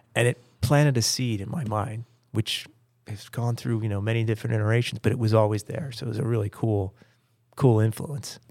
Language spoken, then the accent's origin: English; Pennsylvania, United States; I grew up in Pennsylvania